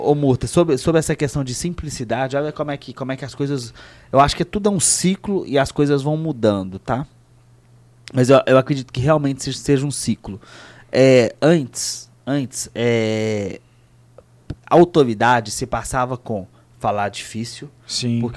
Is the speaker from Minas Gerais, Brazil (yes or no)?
yes; Minas Gerais, Brazil; Porque a gente é mineiro, eles também devem achar